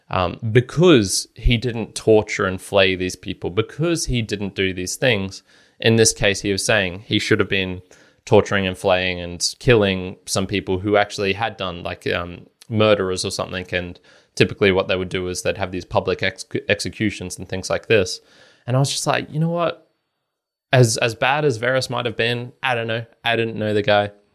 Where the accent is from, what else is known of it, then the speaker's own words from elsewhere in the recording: Australia; speaking as an Australian here in a relative democracy